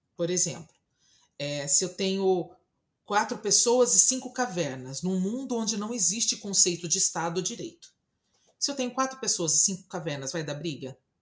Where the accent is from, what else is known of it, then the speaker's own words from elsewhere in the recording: Brazil; eu sou brasileira